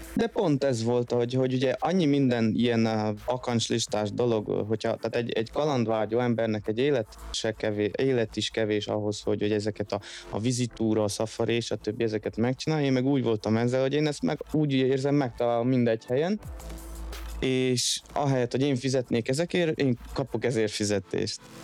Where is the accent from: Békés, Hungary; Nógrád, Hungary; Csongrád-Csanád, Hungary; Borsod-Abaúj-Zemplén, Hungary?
Csongrád-Csanád, Hungary; Szeged; moved away as an adult; also born or lived in London, United Kingdom; now in France; mi innen Szegedről jövünk